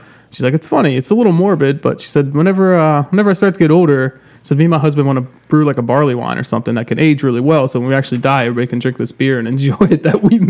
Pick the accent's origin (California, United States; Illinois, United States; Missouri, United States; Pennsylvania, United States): Pennsylvania, United States; New Kensington; I was born and raised in New Kent.